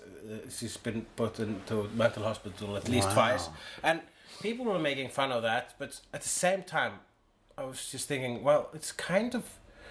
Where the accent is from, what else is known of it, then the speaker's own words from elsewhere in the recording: Iceland; I am an Icelandic person.